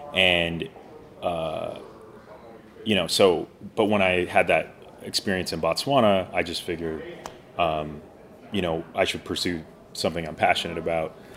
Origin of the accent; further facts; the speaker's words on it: Portland, Oregon, United States; I grew up in Portland, Oregon